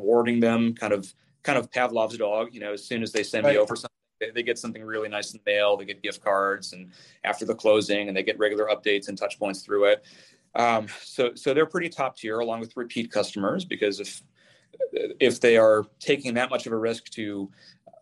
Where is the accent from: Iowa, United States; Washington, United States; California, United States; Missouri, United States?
Washington, United States; Tacoma; my hometown of Tacoma, but a very specific series of neighborhoods in what's called the North End, which is where I'm from.